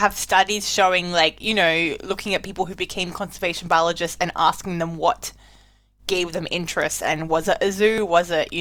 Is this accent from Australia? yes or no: yes; Australia; as an Australian